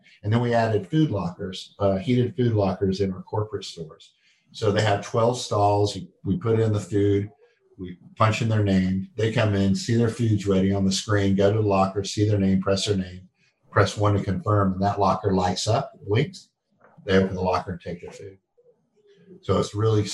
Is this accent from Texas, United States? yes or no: yes; Texas, United States; now in North Carolina, United States; I grew up in Texas